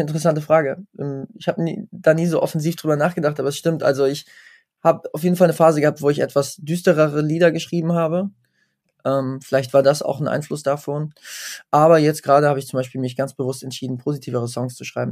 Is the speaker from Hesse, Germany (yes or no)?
yes; Wetzlar, Hesse, Germany; in meiner Heimatstadt Wetzlar